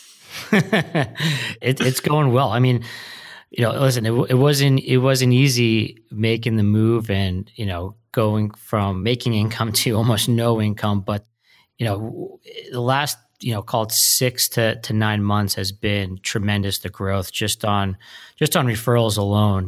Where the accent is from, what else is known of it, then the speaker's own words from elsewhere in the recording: New Jersey, United States; moved away; I'm from New Jersey originally